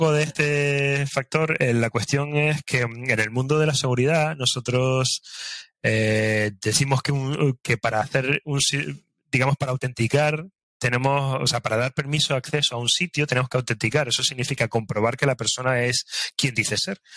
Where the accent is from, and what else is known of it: Spain